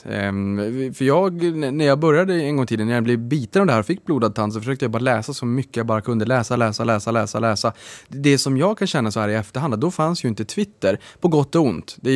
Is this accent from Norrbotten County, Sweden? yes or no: yes; Norrbotten County, Sweden; jag är ju från Norrbotten